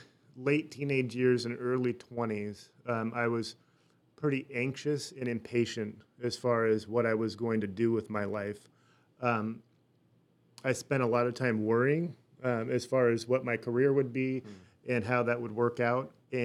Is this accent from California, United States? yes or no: yes; Burlingame, California, United States; born there; I was born in Burlingame, California. So that is just south of San Francisco in the Bay Area.